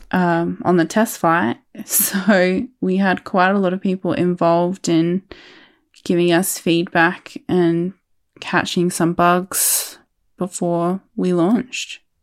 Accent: Adelaide, South Australia, Australia; I'm from Adelaide, South Australia

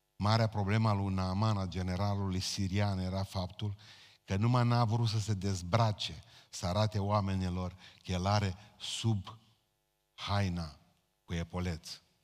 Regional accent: Romania; noi, ca români

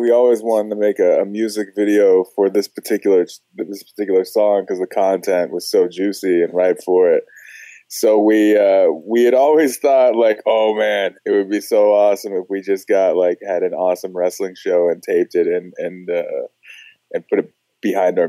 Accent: Los Angeles, California, United States; moved away; I'm originally from Los Angeles

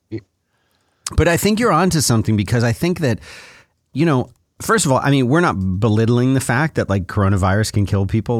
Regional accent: Florida, United States; I grew up in Florida where we have hurricanes every fifteen or twenty minutes

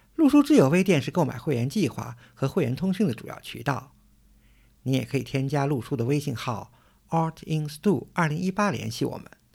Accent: Suzhou, Jiangsu, China; 我小时候住在苏州的城南嘛

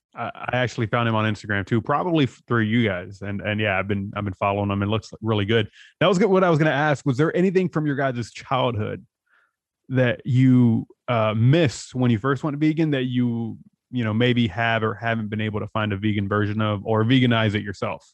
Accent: San Diego, California, United States; I'm from San Diego, so I was in Tijuana all the time.

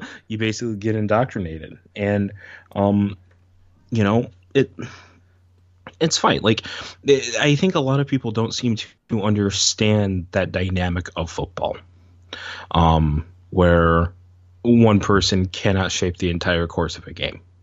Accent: Syracuse, New York, United States; I grew up in Syracuse

